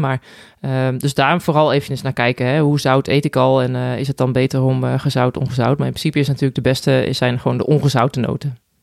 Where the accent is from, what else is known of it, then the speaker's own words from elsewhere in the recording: Netherlands; now in Spain; als Nederlander